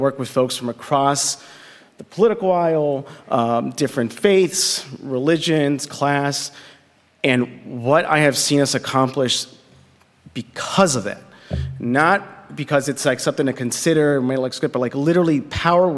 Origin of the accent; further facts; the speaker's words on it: Compton, California, United States; also born or lived in Los Angeles; I was born in Los Angeles, and when I was 4 years old, my mother passed away from leukemia. My father, you know, was a single father at that point with two kids, working a minimum wage job, and so we moved from where we were in L.A. to a small house right on the border between Linwood and Compton